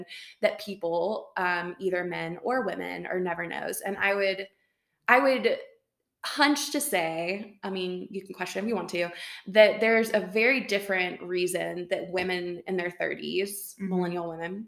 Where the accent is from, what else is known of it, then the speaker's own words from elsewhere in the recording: Tennessee, United States; moved away as an adult; now in Boulder, Colorado, United States; I am originally from Tennessee, now also live in Boulder, Colorado